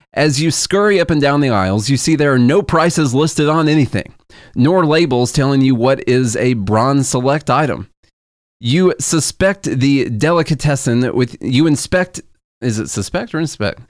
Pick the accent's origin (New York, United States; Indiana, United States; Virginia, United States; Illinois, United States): Illinois, United States; Southern; moved away as an adult; now in Nashville, United States; we're from Illinois, but I swear the s, the part of Southern Illinois that we are from is more hick country